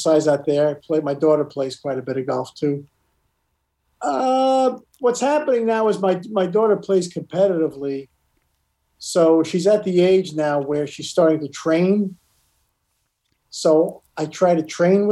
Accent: New York City, New York, United States; now in California, United States; I grew up in Brooklyn and came to California.

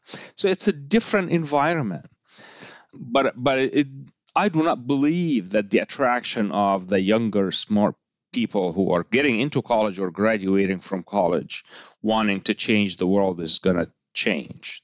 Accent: Egypt; moved away; I grew up in Egypt, so I'm Egyptian by heritage

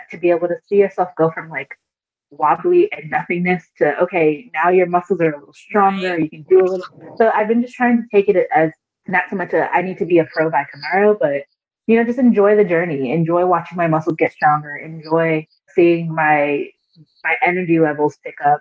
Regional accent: Nigeria; I'm Nigerian.

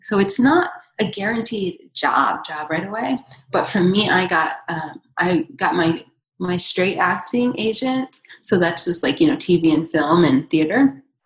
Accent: Atlanta, Georgia, United States; moved away as an adult; also born or lived in Boston, Massachusetts; I grew up in Atlanta, Georgia. I was born and raised in Atlanta. And I lived there until I was 19.

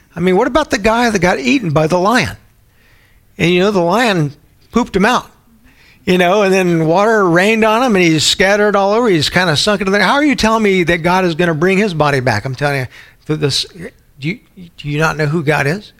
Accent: San Antonio, Texas, United States; growing up in San Antonio, I had a lot of Baptist friends

